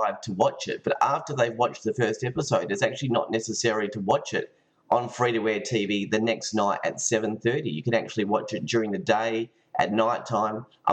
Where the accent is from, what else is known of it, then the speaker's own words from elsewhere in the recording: Perth, Western Australia, Australia; growing up in Perth